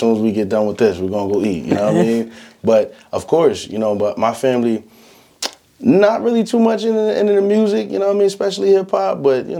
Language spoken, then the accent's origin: English; Harrisburg, Pennsylvania, United States; I'm from Harrisburg, you know, born and raised, 717.